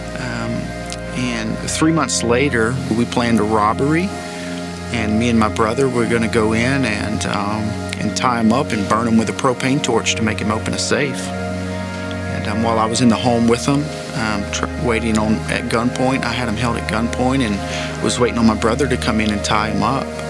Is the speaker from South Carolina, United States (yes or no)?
yes; Tigerville, South Carolina, United States; we had a great time growing up in Tigerville